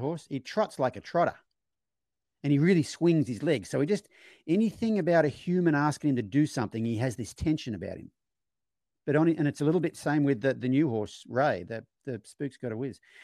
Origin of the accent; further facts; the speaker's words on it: Australia; growing up in Australia in my generation